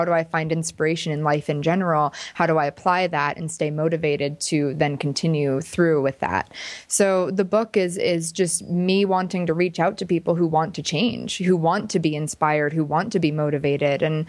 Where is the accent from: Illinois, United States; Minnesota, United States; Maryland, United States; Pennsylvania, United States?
Pennsylvania, United States; I'm from Pennsylvania. So I decided to go for LA, but I never really felt like I belonged there.